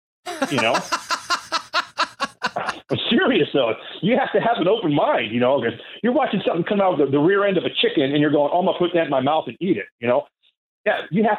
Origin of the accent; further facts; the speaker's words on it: Kingston, Washington, United States; Well, and that's, I grew up in Kingston on a ranch. And I don't know if you've ever been to Kingston. A lot of people from Washington State don't know where Kingston's at. It's a little ferry boat town that goes over to Edmonds, you know.